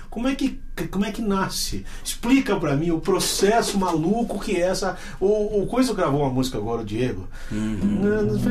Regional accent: Taquarana, Alagoas, Brazil; now in São Paulo, Brazil

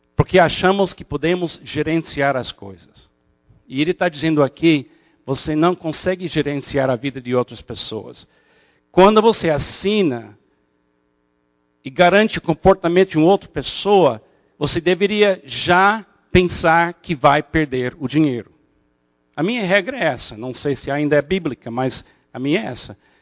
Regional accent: United States; moved away; como bom americano escocês

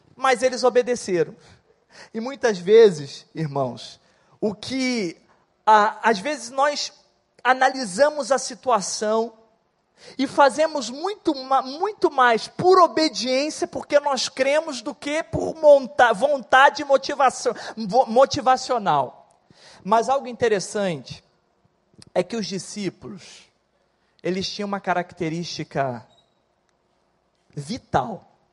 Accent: Barra do Piraí, Rio de Janeiro, Brazil; eu venho de Barra do Piraí, o interior aqui do estado. Sou órfão de pai. Cresci numa família extremamente difícil e complicada

